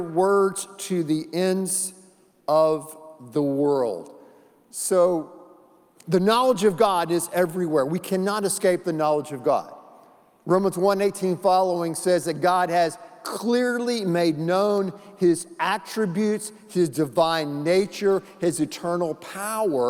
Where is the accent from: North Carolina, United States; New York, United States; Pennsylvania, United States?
North Carolina, United States; When I was a little boy, we grew up in North Carolina in the Smoky Mountains.